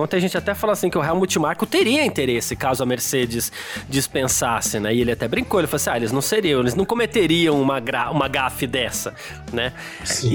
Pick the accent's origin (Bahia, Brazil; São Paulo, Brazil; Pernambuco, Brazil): São Paulo, Brazil; eu sou do Ixiga